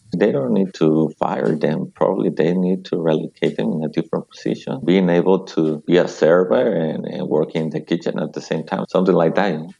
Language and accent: English; Mexico; English is a second language; moved away as an adult; also born or lived in Seattle, United States; now in United States; I was born in Mexico, but very close to the US Mexico border.